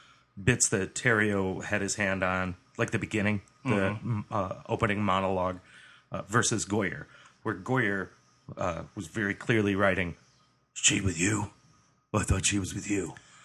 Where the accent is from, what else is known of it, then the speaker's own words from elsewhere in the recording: Ypsilanti, Michigan, United States; living in southeast Michigan, growing up at Ypsilanti